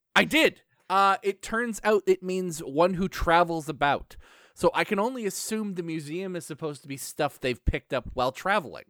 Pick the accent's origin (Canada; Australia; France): Canada; I'm Canadian